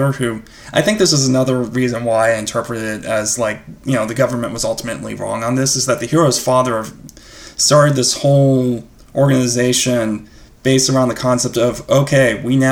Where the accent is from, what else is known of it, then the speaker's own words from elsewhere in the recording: United States; I'm an American